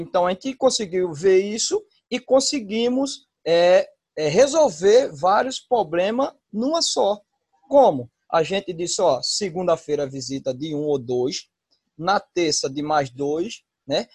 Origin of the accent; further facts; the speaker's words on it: Maceió, Alagoas, Brazil; sou de Maceió, Lagoa